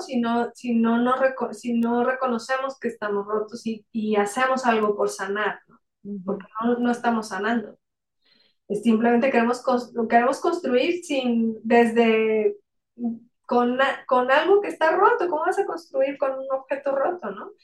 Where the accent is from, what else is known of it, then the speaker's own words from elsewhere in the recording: Mexico; como, como, mexicanos